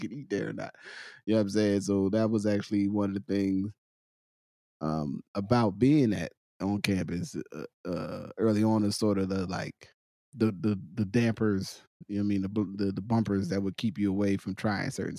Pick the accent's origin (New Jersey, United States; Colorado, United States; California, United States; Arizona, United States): New Jersey, United States; Willingboro; growing up in Willimboro